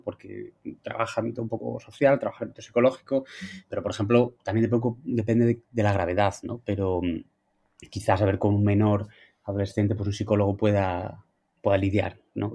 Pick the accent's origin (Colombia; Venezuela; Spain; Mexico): Spain; Asturias; soy asturiano